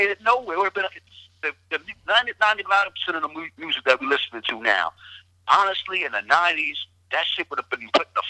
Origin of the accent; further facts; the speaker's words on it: Englewood, New Jersey, United States; also born or lived in Littleton, North Carolina / Jamaica, Queens, New York / Bronx, New York; I was born in Jamaica, Queens, lived in the Bronx. I was raised in Inglewood, New Jersey, and Littleton, North Carolina.